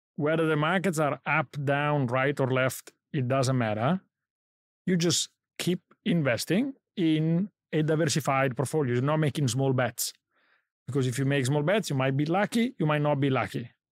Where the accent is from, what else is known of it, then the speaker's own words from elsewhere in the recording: Italy; moved away; I grew up in Italy